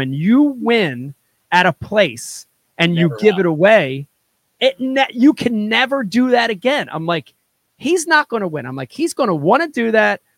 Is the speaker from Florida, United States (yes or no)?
no; New Jersey, United States; I'm from Jersey